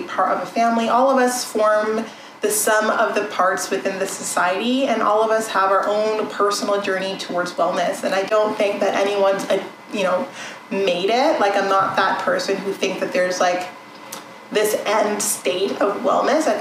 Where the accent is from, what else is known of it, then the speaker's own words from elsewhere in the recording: Canada; I'm Canadian. I was born and raised in Canada.